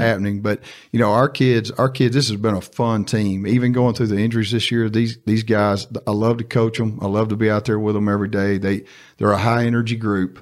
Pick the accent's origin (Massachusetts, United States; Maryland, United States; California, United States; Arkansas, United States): Arkansas, United States; Star City; I'm from Star City. I went to Star City High